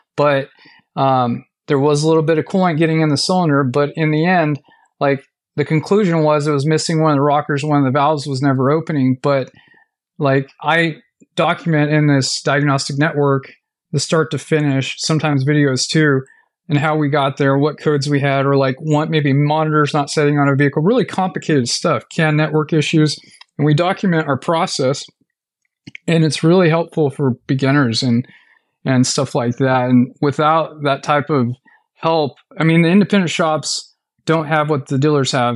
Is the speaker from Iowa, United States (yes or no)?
no; Fresno, California, United States; I grew up in Fresno.